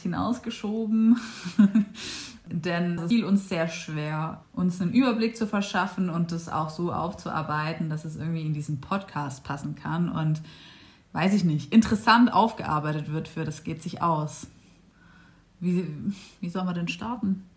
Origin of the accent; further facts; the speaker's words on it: Stuttgart region, Baden-Württemberg, Germany; Und wir sind ja hier in Stuttgart und äh, ich komme auch aus der Region